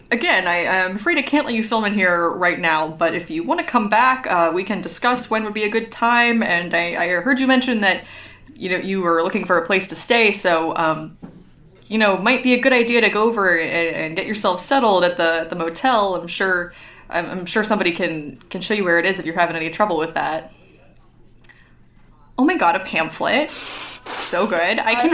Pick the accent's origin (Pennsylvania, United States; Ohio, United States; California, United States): California, United States; And then, I'm from California, Northern California.